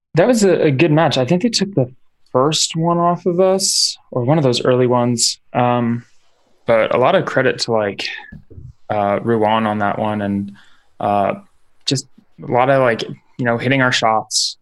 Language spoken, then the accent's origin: English; New York, United States; now in Seattle, United States; I'm I'm from New York